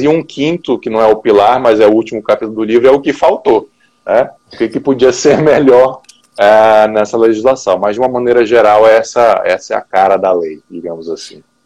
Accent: Manaus, Amazonas, Brazil; now in Brasília, Brazil; eu sou manauara, né, então eu sou lá do norte, mas já moro em Brasília já há quase 15 anos

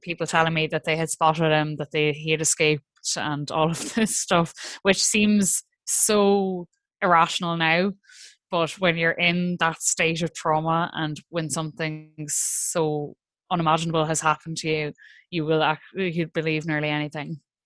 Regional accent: Ireland; as Irish people

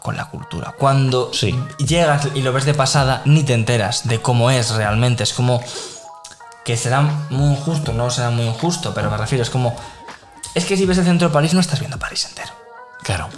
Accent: Spain; nosotros como españoles

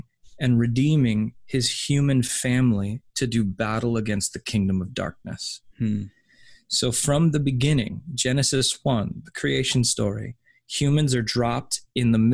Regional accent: United States; I'm an American

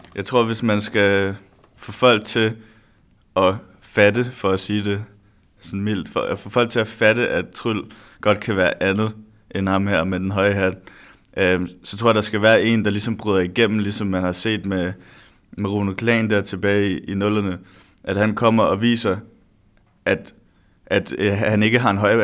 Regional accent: Næstved, Zealand, Denmark; moved away as an adult; now in Odense, Denmark; Jeg er lige flyttet til Odense, så jeg kommer fra Odense, eller jeg kommer fra Næstved

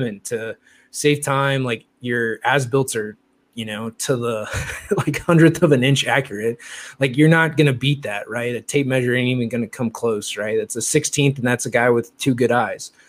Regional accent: Midwest, United States; also born or lived in Louisville / Indianapolis; now in California, United States; I grew up for all intents and purposes in the Midwest, right? Like Louisville, Indy, like I grew up in the Midwest

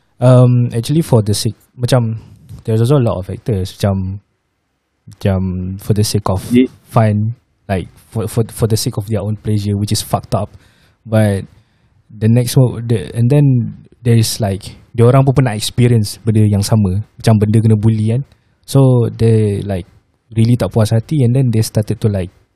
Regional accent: Malaysia; also born or lived in Indonesia; being a Malaysian at the same time being an Indonesian juga.

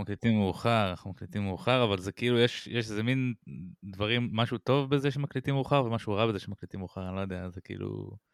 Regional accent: Israel; אני ישראלי, אני ציוני

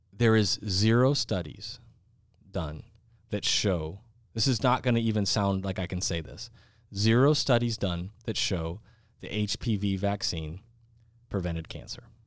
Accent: South Dakota, United States; my home state of South Dakota

